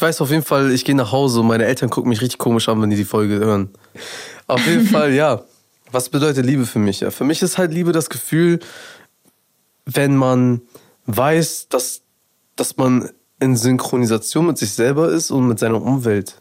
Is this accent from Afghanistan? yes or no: yes; Afghanistan; Ich als Afghane